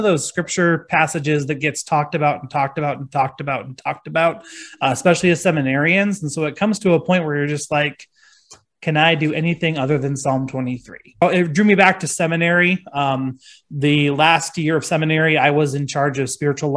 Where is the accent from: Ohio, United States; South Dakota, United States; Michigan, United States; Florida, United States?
South Dakota, United States; Gregory; moved away; also born or lived in Canton; I ended up going home to my hometown of Gregory, South Dakota